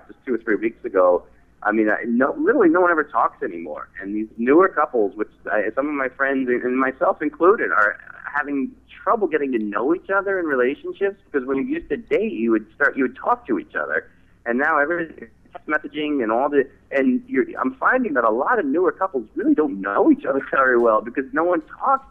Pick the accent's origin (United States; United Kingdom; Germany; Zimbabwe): United States; northern New Jersey; moved away as an adult; also born or lived in Manhattan, New York City; now in New York City, United States; Originally from New Jersey, born in northern New Jersey and lived in Manhattan, now New York City, so sort of been an East Coaster my whole life.